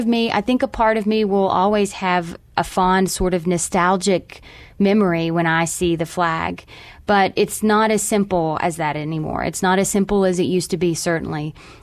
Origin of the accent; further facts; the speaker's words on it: Mullins, West Virginia, United States; I'm proud to say that I grew up in Mullins, West Virginia. It was a great place to grow up in a great community